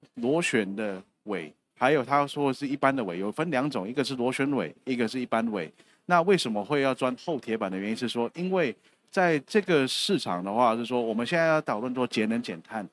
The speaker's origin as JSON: {"language": "Chinese", "country": "Taiwan", "said": "我们台湾这边"}